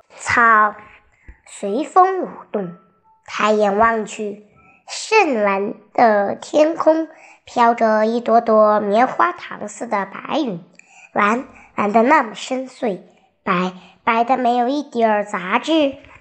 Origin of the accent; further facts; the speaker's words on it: Shandong, China; 得知我们是山东的游客后